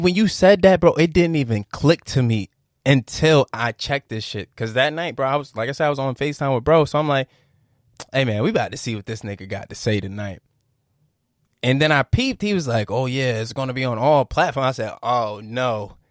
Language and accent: English; Virginia, United States; I'm from Virginia.